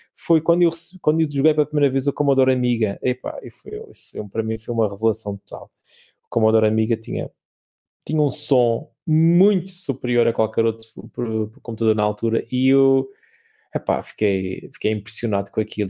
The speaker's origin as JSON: {"language": "Portuguese", "region": "Madeira", "country": "Portugal", "also_born_or_lived": "Lisbon", "said": "sou português"}